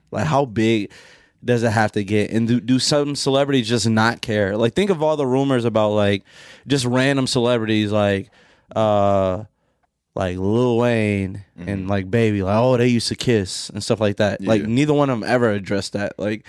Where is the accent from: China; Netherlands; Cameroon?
Cameroon